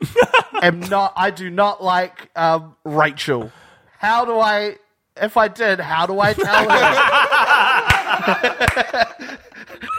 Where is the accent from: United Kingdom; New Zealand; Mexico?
New Zealand; Christchurch, Canterbury; I'm from Christchurch